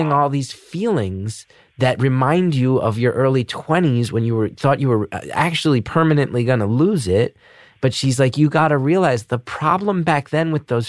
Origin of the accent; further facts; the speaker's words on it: New Jersey, United States; now in New York City, United States; I'm from Jersey